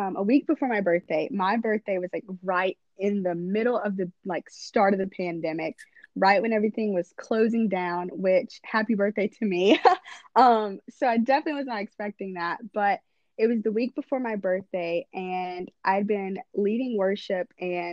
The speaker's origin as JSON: {"language": "English", "region": "North Carolina", "country": "United States", "tie": "born or raised there", "said": "North Carolina is my home"}